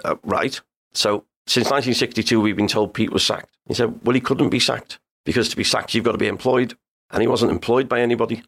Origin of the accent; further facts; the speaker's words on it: Liverpool, North West England, United Kingdom; I grew up in the Dingle. I lived around there till I was twenty-four.